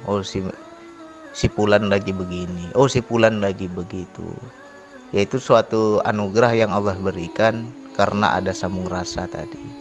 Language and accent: Indonesian; Sumatra, Indonesia; apalagi kita orang Sumatera orang Sumatera kasar nggak bisa kayak orang Jawa